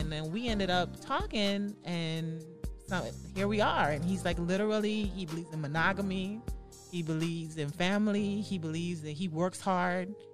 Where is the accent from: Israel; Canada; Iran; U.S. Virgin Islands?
U.S. Virgin Islands; moved away as an adult; now in Florida, United States; I came to um, Florida because I'm from the United States Virgin Islands mm. originally.